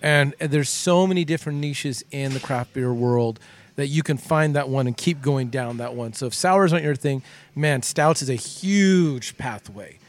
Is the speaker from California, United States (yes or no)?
yes; Southern California, United States; growing up in Southern California